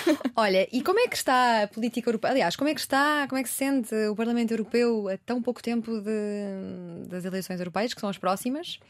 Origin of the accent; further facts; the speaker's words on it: Portugal; Sou portuguesa